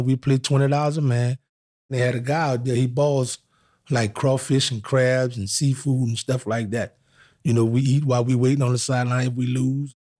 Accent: New Orleans, Louisiana, United States; I grew up in New Orleans, Louisiana

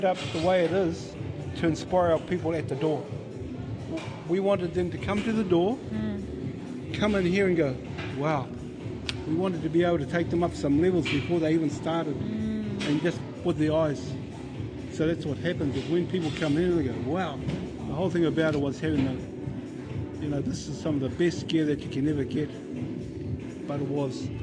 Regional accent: Taumarunui, Manawatū-Whanganui, New Zealand; we've been brought up here in Taumarunui. Yeah, born and bred here.

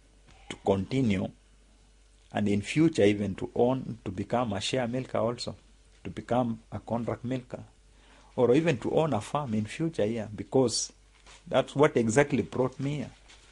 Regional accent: Kenya; moved away as an adult; also born or lived in Southland, New Zealand; now in Balclutha, New Zealand; I am from Kenya.

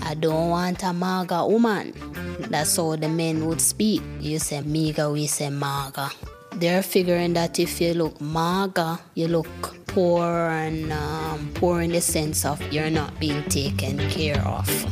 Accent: Kingston, Jamaica; I'm 21 years old and I'm from Kingston, Jamaica.

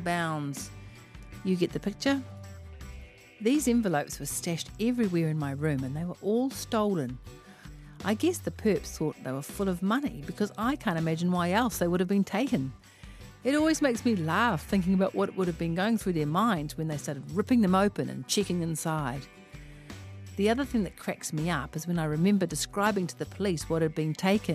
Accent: Auckland, New Zealand; I am from West Auckland

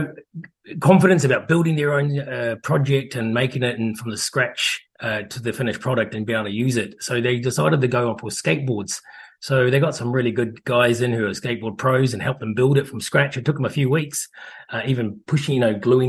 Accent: New Zealand; also born or lived in United Kingdom; now in Hampden, New Zealand; I've spent 30 years of my life overseas. I'm a Kiwi who's come home thanks to COVID.

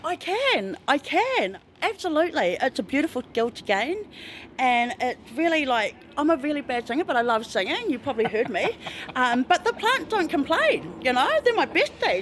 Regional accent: Tauranga, Bay of Plenty, New Zealand; moved away as an adult; I'm from Tauranga

